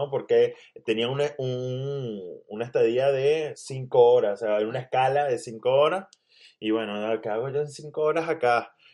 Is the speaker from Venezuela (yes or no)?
yes; Venezuela; Mira, la primera vez que yo salí de Venezuela, simplemente lo que hice fue cruzar un puente, el puente internacional Simón